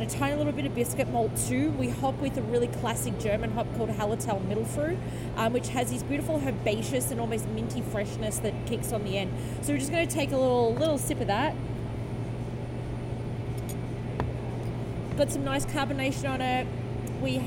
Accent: Australia; moved away; I come from a background, I'm Australian

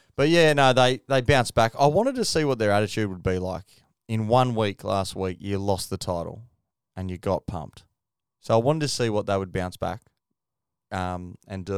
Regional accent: Queensland, Australia; as a Queenslander.

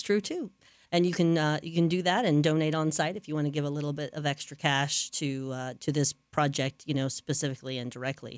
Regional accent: New Orleans, Louisiana, United States; now in Lakeland, United States; I'm from New Orleans

